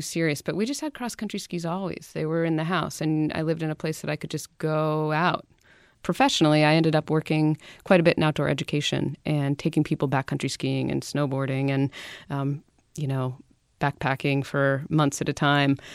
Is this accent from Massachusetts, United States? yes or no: no; Western Maine, United States; I grew up skiing in Maine. I'm from Western Maine, a little hill called Pleasant Mountain